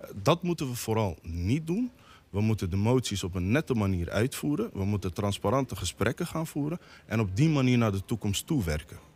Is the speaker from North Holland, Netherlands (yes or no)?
no; The Hague, South Holland, Netherlands; Ik praat als inwoner van Den Haag.